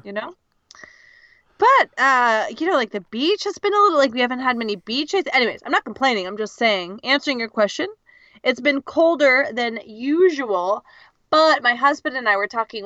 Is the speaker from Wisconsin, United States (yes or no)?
no; California, United States; first language English; I'm your American co-host from California, the United States.